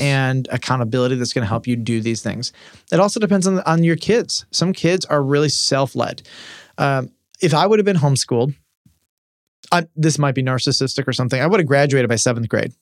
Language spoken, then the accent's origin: English; Detroit, Michigan, United States; in Detroit where I grew up